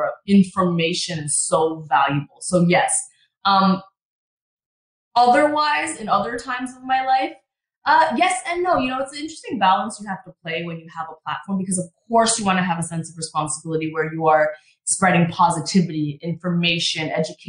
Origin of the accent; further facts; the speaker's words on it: Canada; moved away as an adult; now in Los Angeles, United States; I'm Canadian